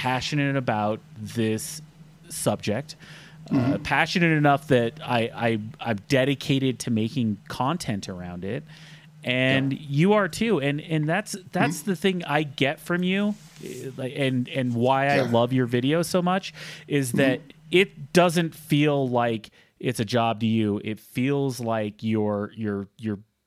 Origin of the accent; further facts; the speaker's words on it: southeastern Utah, United States; moved away; my hometown, which is a small town in southeastern Utah